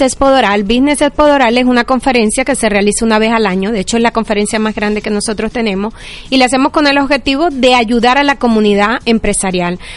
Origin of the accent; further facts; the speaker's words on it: Venezuela; moved away as an adult; now in Miami, United States; somos venezolanos